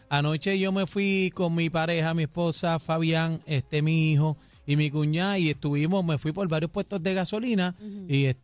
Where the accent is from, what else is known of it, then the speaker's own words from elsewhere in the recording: San Juan, Puerto Rico; la casa donde yo me crié en Parcela Falú, mi casita dorada